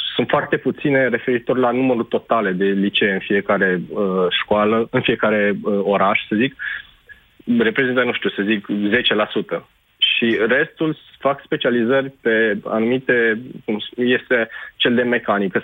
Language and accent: Romanian; Deva, Hunedoara County, Romania; Deva, de unde sunt eu